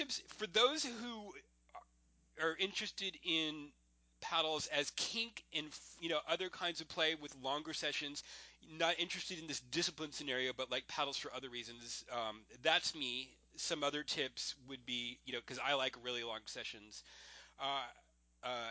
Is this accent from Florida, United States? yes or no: yes; Florida, United States; I went to school in Florida